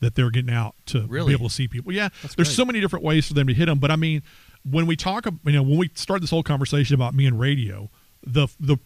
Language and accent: English; Texarkana, United States; we're from Texarkana